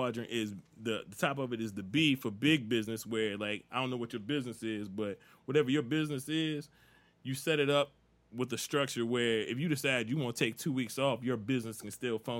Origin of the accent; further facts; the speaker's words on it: King George County, Virginia, United States; I told you, I'm from out in the country, right? You know, I don't call myself Country Joe, but I'm from King George County, man. I'm from out in the sticks.